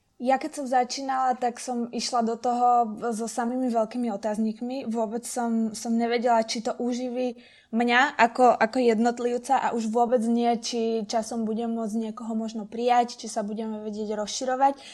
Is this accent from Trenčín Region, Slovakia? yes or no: no; Trnava, Trnava Region, Slovakia; som z Trnavy